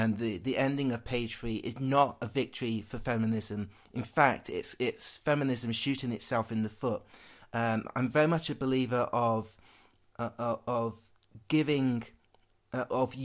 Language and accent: English; Worksop, East Midlands, United Kingdom; growing up in Worksop, yep, every 5 minutes someone's calling me a black bastard